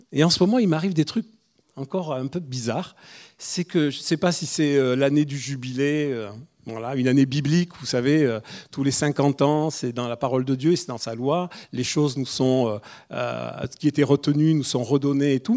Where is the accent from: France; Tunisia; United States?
France; Corsica; moved away as an adult; now in Toulouse, France; je suis le Corse, on est tous les deux, on est des immigrés ici